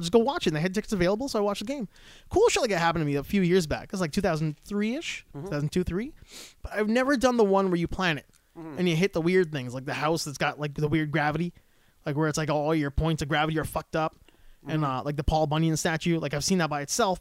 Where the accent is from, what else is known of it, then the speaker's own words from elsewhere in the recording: Alberta, Canada; I'm from Alberta.